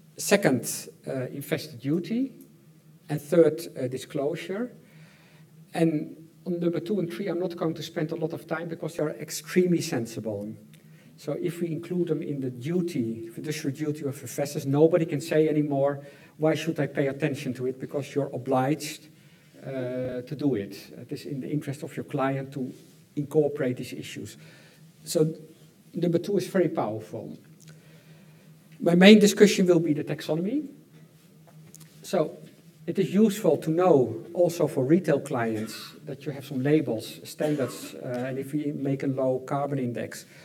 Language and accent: English; Netherlands; I'm from the Netherlands